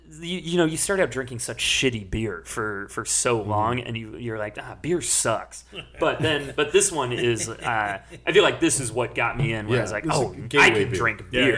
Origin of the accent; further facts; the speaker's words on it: Sacramento area, California, United States; moved away; that drink was invented at a bar in my hometown.